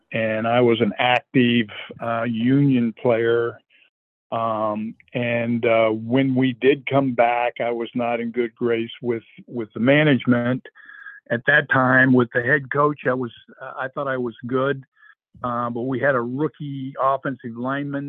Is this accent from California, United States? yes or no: yes; Los Angeles, California, United States; moved away; I was traded to my hometown, the L.A. Rams